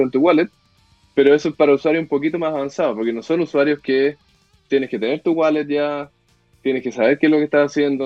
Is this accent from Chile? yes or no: yes; Chile; moved away as an adult; also born or lived in Mexico; en Chile tenemos una, una, la suerte de que nacimos en Chile